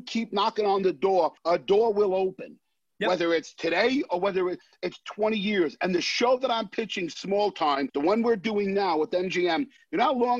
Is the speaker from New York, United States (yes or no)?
yes; New York City, New York, United States; It's about my life growing up in the Bronx and these kids with no fathers who bound together to become their own little family.